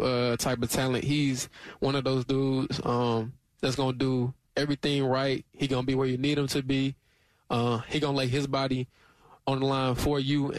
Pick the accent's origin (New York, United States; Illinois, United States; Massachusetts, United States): Illinois, United States; also born or lived in Missouri; now in Athens, United States; I'm from Illinois